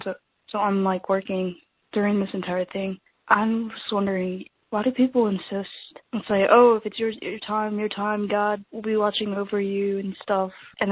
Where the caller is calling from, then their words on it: Louisiana, United States; I'm from Louisiana.